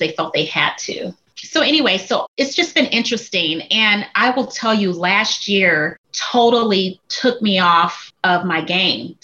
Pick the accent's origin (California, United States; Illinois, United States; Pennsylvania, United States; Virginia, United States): Illinois, United States; Chicago; moved away as an adult; also born or lived in Minnesota; now in Texas, United States; I've born and raised in Chicago, moved to Minnesota, came to Texas